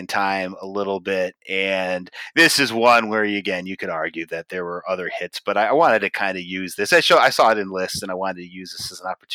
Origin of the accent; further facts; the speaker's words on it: United States; being an American